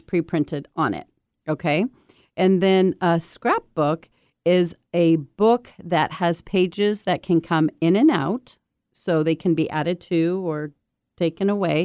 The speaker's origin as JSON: {"language": "English", "country": "United States", "also_born_or_lived": "Japan", "said": "I'm an American exchange student"}